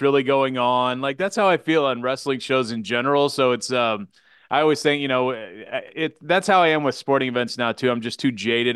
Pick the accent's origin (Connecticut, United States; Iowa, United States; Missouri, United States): Missouri, United States; Kansas City; born and bred in Kansas City